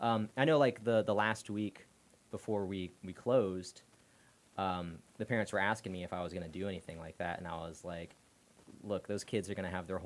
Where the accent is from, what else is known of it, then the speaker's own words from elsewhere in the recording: Clearwater, Florida, United States; moved away as an adult; also born or lived in Houston, Texas / central Pennsylvania; we moved to Clearwater when I was 3. Lived there in Clearwater until I was, I don't know, 20 or something.